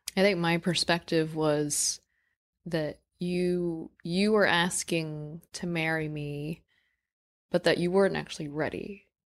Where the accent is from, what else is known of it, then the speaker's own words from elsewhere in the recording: New York City, New York, United States; I grew up in New York City